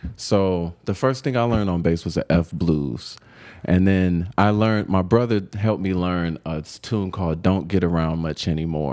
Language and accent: English; Cleveland, Ohio, United States; moved away as an adult; now in Denver, United States; growing up in Cleveland